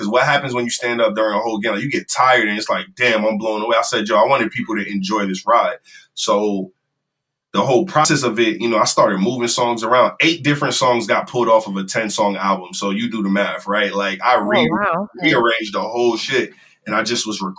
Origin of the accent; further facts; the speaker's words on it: Jamaica; I'm Jamaican